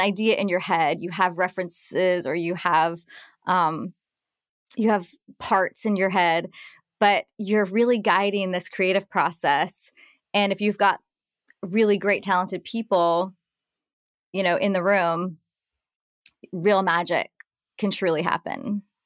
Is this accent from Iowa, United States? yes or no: no; Nashville, Tennessee, United States; moved away as an adult; also born or lived in New York City / France; I was raised, born and raised in Nashville and grew up, uh, in the country music scene